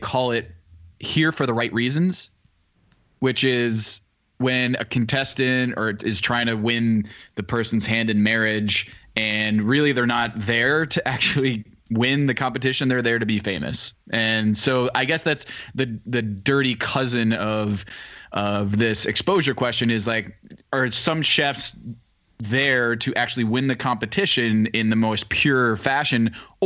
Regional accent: Westport, Connecticut, United States; moved away; I'm back home in my hometown of Westport, Connecticut

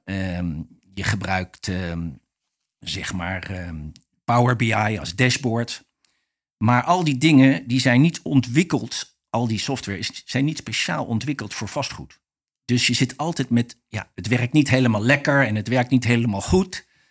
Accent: The Hague, South Holland, Netherlands; also born or lived in Rotterdam / Scheveningen; ik ben opgegroeid in Den Haag

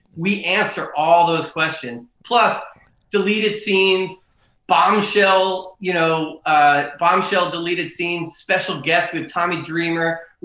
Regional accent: Philadelphia, Pennsylvania, United States; I'm from Philly

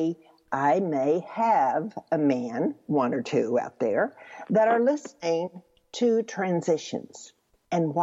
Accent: Texas, United States; I'm from Texas

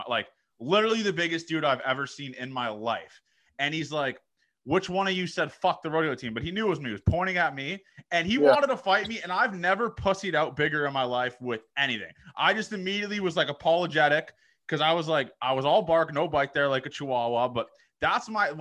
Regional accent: outside of Toronto, Ontario, Canada; moved away as an adult; also born or lived in Nebraska; I was from a kid from like outside of Toronto area.

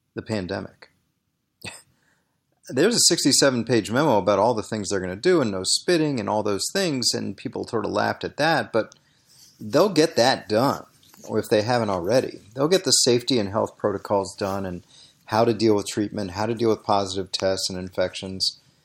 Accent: Washington, District of Columbia, United States; I grew up in Washington, D.C.

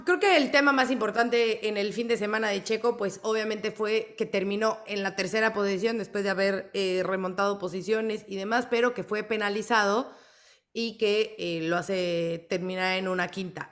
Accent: Mexico; fan mexicana

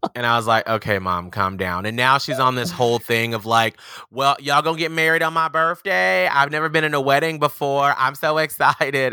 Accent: Atlanta, Georgia, United States; I'm from Atlanta, Georgia.

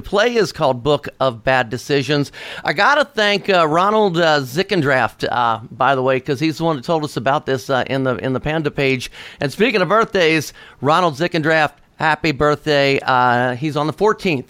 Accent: Cincinnati, Ohio, United States; I am from Cincinnati, Ohio

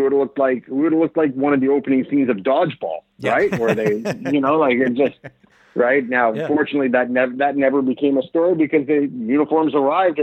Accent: Florida, United States; now in Canada; I grew up in Florida

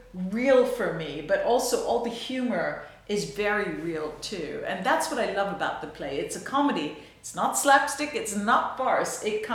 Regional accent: New York, United States; I'm from New York.

